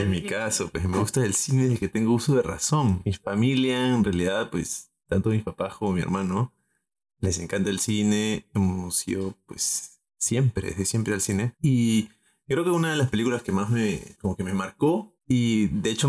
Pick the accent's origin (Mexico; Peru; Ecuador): Peru; Arequipa; yo soy arequipeño.